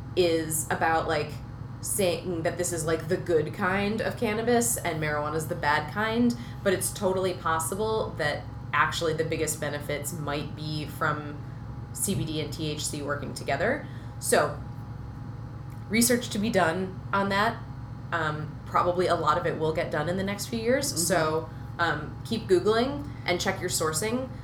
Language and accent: English; Minnesota, United States; I grew up in Minnesota